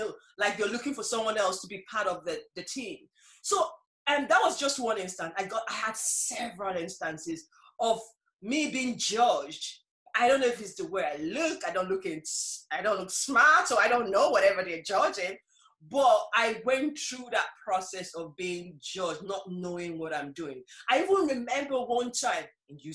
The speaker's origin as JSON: {"language": "English", "country": "Nigeria", "moved": "as an adult", "lives_now": "Ireland", "said": "I was originally from Nigeria"}